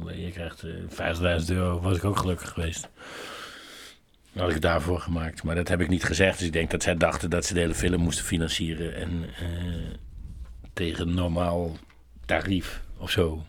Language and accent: Dutch; Netherlands; ik ben een Nederlander